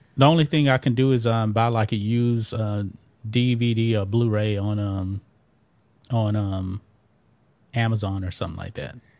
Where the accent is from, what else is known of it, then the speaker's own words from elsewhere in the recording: Texas, United States; I grew up here in the South, in Texas